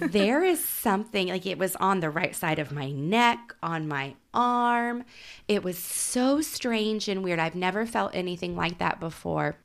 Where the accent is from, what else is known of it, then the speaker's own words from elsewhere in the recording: Oklahoma City, Oklahoma, United States; I grew up in Oklahoma City. We had Frontier City.